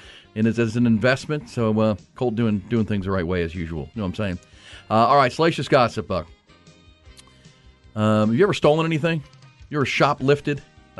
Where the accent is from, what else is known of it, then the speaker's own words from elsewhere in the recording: Houston, Texas, United States; where I grew up in Houston, it was so damn hot in the summer.